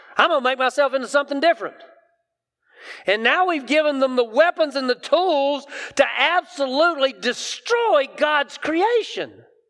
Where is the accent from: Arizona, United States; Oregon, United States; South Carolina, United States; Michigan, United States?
South Carolina, United States; hometown with Greenwood Mills plants; the Greenwood Mills plants in my hometown